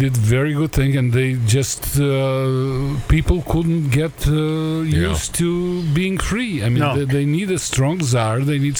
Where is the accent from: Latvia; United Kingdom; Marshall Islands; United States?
Latvia; I'm from Latvia.